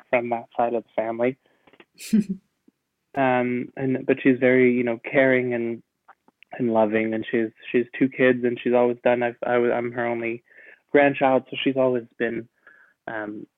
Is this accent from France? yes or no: yes; France; moved away; also born or lived in Canada; I grew up in France, but we used to go spend 3 months in Canada every year.